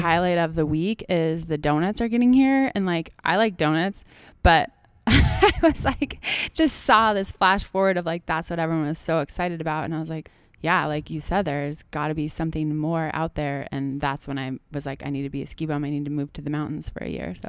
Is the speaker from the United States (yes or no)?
yes; Washington, United States; moved away as an adult; also born or lived in Tahoe; now in Leavenworth, United States; I grew up in Washington